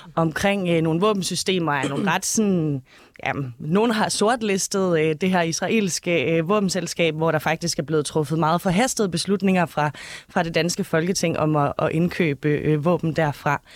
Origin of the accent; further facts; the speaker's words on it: Denmark; i Gammelry, hvor jeg er fra